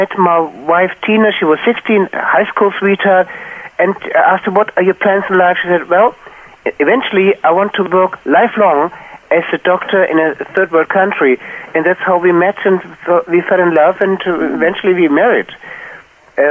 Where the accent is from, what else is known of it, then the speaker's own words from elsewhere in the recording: Wiesbaden, Hesse, Germany; I'm in Wiesbaden, my hometown Wiesbaden